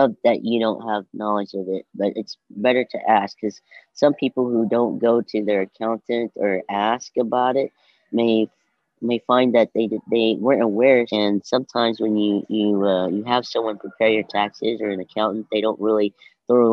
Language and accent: English; Oklahoma, United States; I grew up in Dale City, and I'm a native. I'd say I'm a native of Oklahoma because I lived here all my life